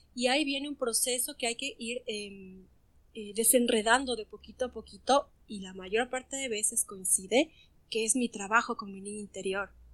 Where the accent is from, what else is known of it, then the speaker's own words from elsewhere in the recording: Ecuador; now in France; estoy viviendo en Francia, soy de Ecuador